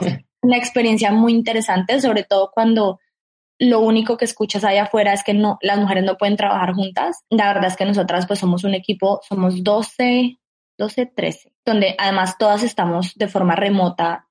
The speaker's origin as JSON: {"language": "Spanish", "country": "Colombia", "said": "como colombiana"}